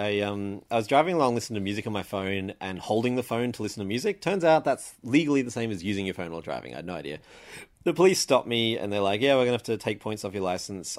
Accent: Sydney, New South Wales, Australia; I grew up in Sydney

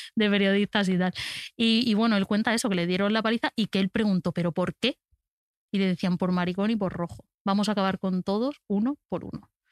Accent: Albacete, Castilla-La Mancha, Spain; como persona de Albacete

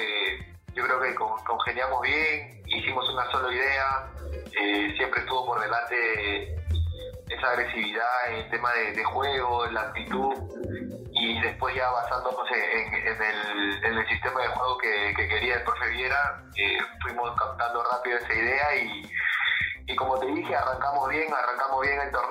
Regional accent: Huacho, Lima, Peru; Nací en Huacho, Huacho, Perú, Huacho, distrito Huacho, de, este, provincia de Guaura, departamento de Lima.

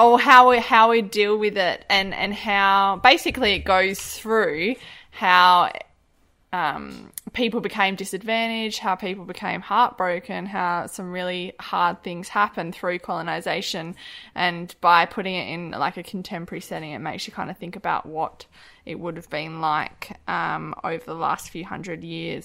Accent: Harvey, Western Australia, Australia; also born or lived in Kimberley; I grew up in Harvey in the southwest

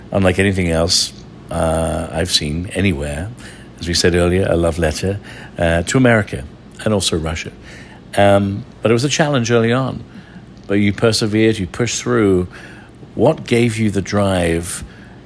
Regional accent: London, United Kingdom; accent: English; moved away; also born or lived in Northern Ireland; I was born in London

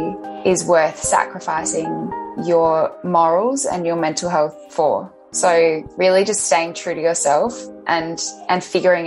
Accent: Adelaide, South Australia, Australia; moved away as an adult; now in Melbourne, Australia; I grew up in Adelaide. I've been in Melbourne now for about 5 years.

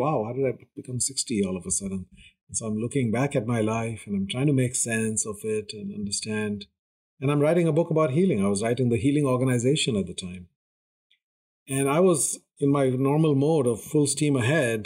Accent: India; I come from India, which is a very, very patriarchal society

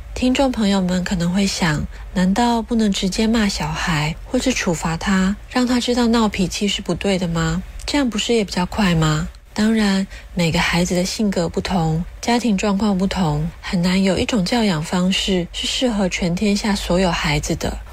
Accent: Taiwan; 我是来自台湾的智商心理师

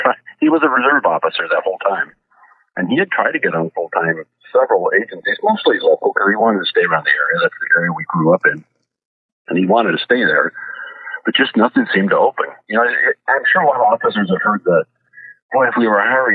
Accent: St. Helens, Oregon, United States; We grew up in St. Helens, which is about 20 miles south of Rainier.

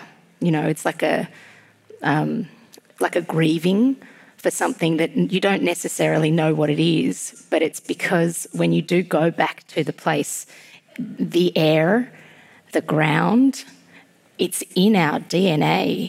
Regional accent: Australia; also born or lived in Georgia (country) / Tbilisi; now in Melbourne, Australia; living in Melbourne and growing up in Australia

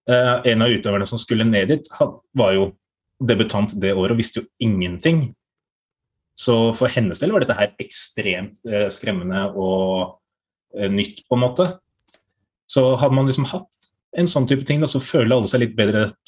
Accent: Norway; noe som viser at vi er fra Norge og representerer Norge

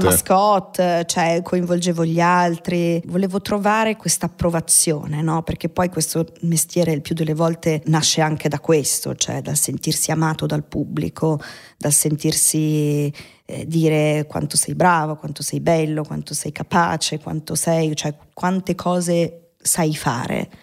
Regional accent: Milan, Lombardy, Italy; Io sono nata là, sono nata in Bande Nere a Milano, in via Caterina da Forlì al 44

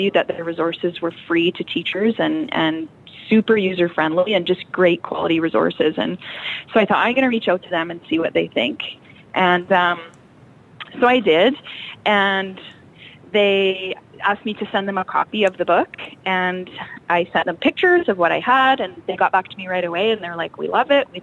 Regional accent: Cabri, Saskatchewan, Canada; also born or lived in Kindersley / Abbey; So I actually grew up in Cabri. This is my hometown.

